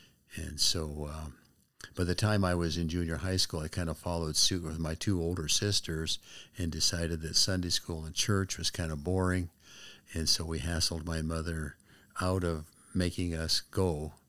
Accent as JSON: {"language": "English", "town": "Spokane", "region": "Washington", "country": "United States", "tie": "born or raised there", "also_born_or_lived": "Texas", "said": "And so from second grade on, Spokane has been my home, my hometown."}